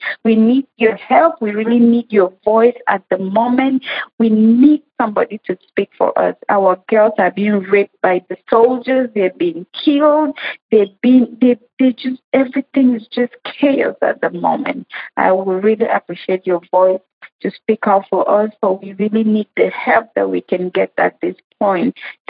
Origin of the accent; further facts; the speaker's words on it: Cameroon; moved away; Originally, I'm from Cameroon